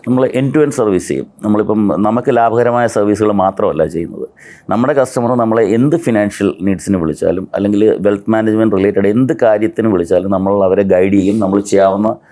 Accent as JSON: {"language": "Malayalam", "town": "Kottayam", "region": "Kerala", "country": "India", "tie": "born or raised there", "said": "ഞാൻ കോട്ടയത്ത് ജനിച്ചു വളർന്ന ആളാണ്"}